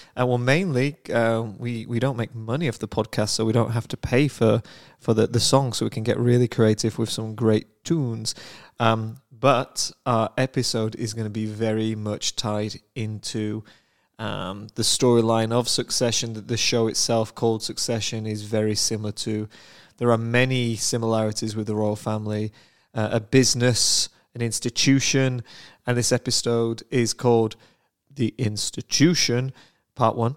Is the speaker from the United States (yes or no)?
no; United Kingdom; I am British